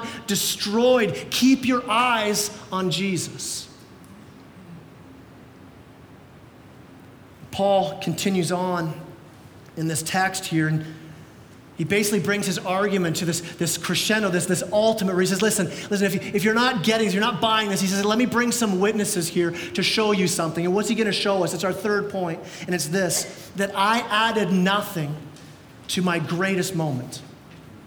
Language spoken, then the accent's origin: English; Canada; we're Canadian